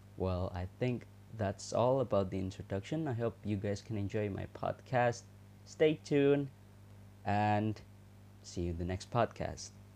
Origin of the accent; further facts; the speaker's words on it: Indonesia; English is a second language; I am not a native English speaker. I am from Indonesia